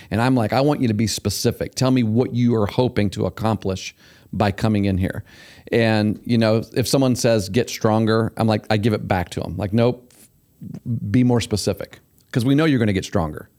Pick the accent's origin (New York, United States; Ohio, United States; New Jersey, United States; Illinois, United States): Ohio, United States; Syracuse; when I was growing up in Syracuse down there